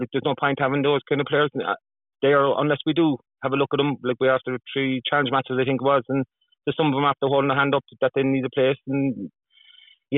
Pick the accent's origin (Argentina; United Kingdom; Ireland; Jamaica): Ireland; Cork, Munster; we're from Cork